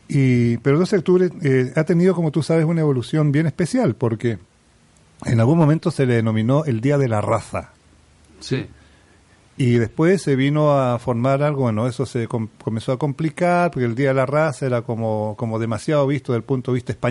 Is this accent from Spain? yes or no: no; Chile